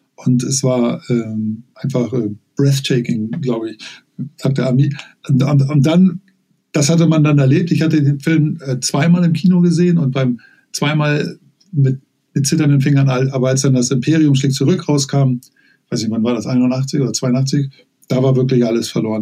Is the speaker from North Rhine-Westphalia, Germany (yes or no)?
no; Hamburg, Germany; also born or lived in Lower Saxony; aufgewachsen in Niedersachsen ähm, bis zu meinem neunten Lebensjahr. Ich bin 1977 nach Hamburg gezogen